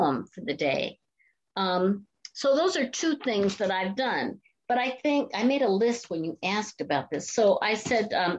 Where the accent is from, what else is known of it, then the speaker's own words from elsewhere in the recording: Canton, Ohio, United States; moved away as an adult; also born or lived in Boston; I'm from Canton, Ohio, home of the Football Hall of Fame. And in my high school years, I spent more time in football pep rallies